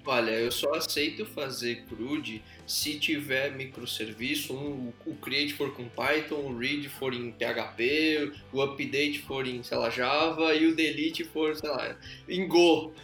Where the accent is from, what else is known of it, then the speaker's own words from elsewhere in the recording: Blumenau, Santa Catarina, Brazil; eu sou de Blumenau, Santa Catarina